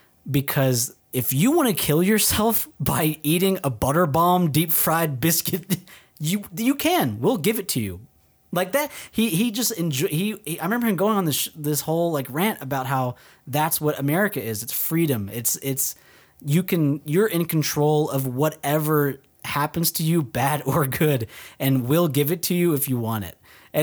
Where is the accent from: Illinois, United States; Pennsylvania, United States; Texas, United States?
Texas, United States; Dallas; moved away; We're from Dallas, remember? That's not Texas.